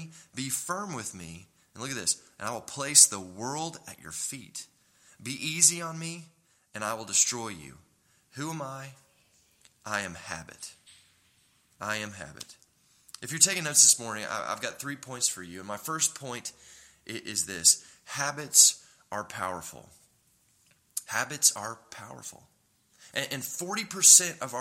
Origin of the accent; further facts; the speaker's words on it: Tulsa, Oklahoma, United States; also born or lived in Dallas, Texas; we were raised in Tulsa, and I'd lived in Dallas for 7 years, and then we moved to Oklahoma City